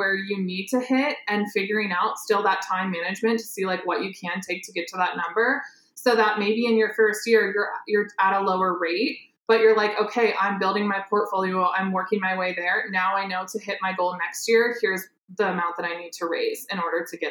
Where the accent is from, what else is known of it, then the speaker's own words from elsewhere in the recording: Iowa, United States; I'm from Iowa, so I started there